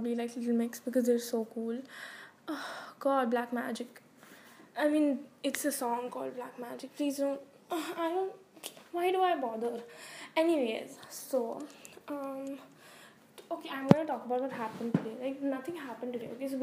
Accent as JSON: {"language": "English", "country": "India", "said": "I'm from India"}